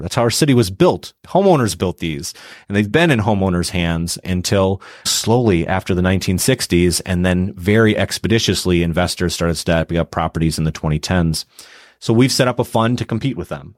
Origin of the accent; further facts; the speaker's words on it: Milwaukee, Wisconsin, United States; also born or lived in Madison, Wisconsin; So I was raised in Milwaukee.